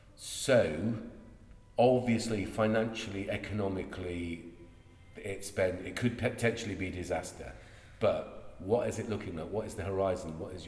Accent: Ireland; now in Chippenham, United Kingdom; I'm Irish

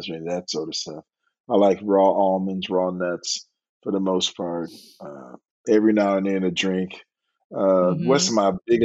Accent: Detroit, Michigan, United States; I'm from Detroit.

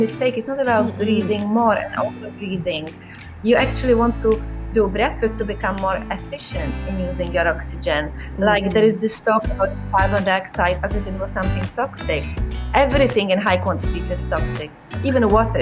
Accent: South Bohemian Region, Czechia; moved away; I grew up in South Bohemia

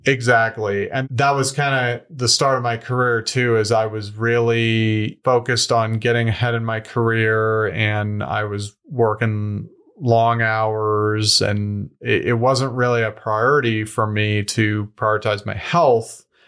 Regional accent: Denver, Colorado, United States; moved away as an adult; also born or lived in Wyoming / Australia; I grew up here in Denver, Colorado.

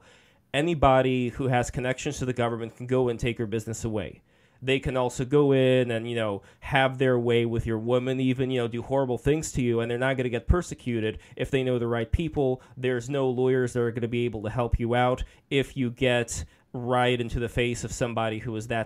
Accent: Saint Petersburg, Russia; I'm from Russia. I was born in St. Petersburg.

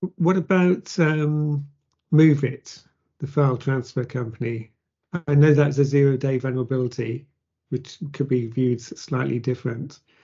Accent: Plymouth, South West England, United Kingdom; born or raised there

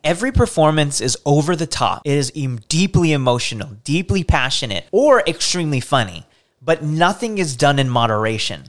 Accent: United States; as an American people

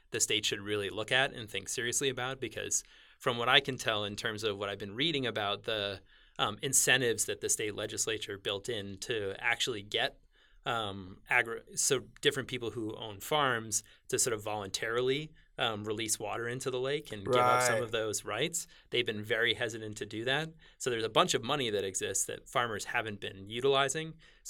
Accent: Northeast, United States; I grew up in the Northeast where that's water was always flowing. Things were always raining. Things were always melting. And everything was flowing to the ocean.

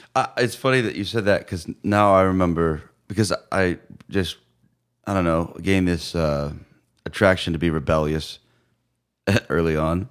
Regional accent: Phoenix, Arizona, United States; moved away as an adult; also born or lived in San Diego; now in Chattanooga, United States; I was born in, in Phoenix, and, uh, I moved to San Diego, um, when I was eleven

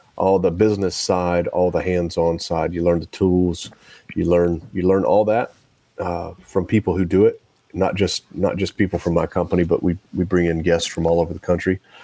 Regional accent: Nashville, Tennessee, United States; it's in my hometown

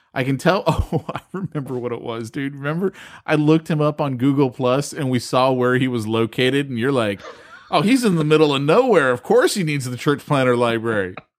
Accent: California, United States; I'm from California

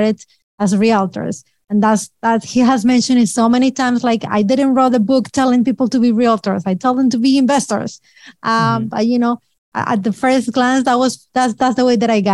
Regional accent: Colombia; moved away as an adult; now in New York, United States; We are immigrants from Colombia. We immigrated 20 years ago

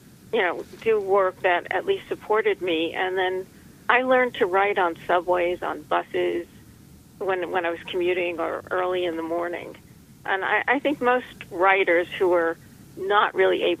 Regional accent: New York City, New York, United States; also born or lived in Long Beach, New York; I've lived in and around New York City all my life

